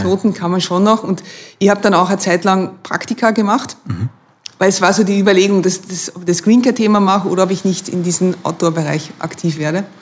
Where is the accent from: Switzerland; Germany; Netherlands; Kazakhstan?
Netherlands; Maastricht, Limburg; German is a second language; moved away as an adult; now in Vienna, Austria; Ich komme aus Maastricht, also wo die Maastricht-Verträge